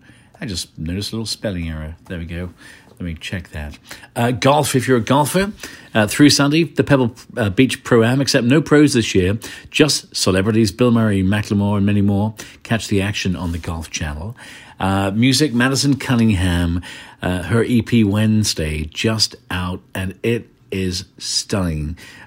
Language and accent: English; Ireland; also born or lived in England; When I was a kid growing up in Ireland and England, BBC Radio 1 was my station.